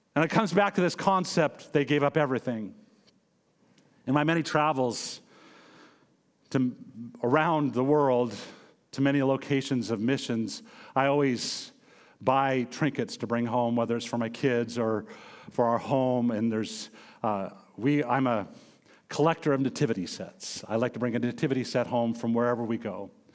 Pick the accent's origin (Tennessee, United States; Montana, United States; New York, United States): Montana, United States; I'm originally from Montana, born and raised there